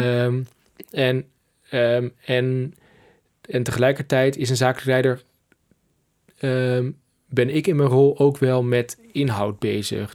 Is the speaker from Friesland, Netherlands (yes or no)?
no; Twente, Overijssel, Netherlands; ik kom uit uh, Twente, uit het oosten van het land.